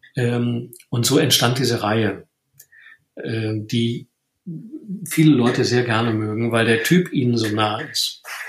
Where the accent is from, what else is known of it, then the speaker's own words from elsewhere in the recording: Rhineland, Germany; ich bin ja aus dem Rheinland